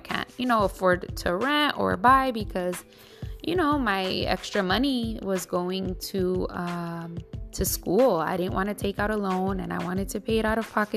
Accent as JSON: {"language": "English", "town": "New York City", "region": "New York", "country": "United States", "tie": "born or raised there", "also_born_or_lived": "California", "lives_now": "Brooklyn, United States", "said": "I really love the Bronx, that's been my home since I was 7 years old. I was born in California and my whole life living in the Bronx since I was seven."}